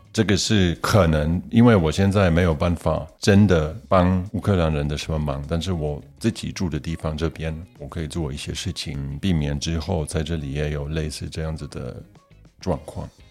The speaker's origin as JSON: {"language": "Chinese", "country": "Germany", "tie": "born or raised there", "also_born_or_lived": "Poland", "said": "我也是在德国长大的"}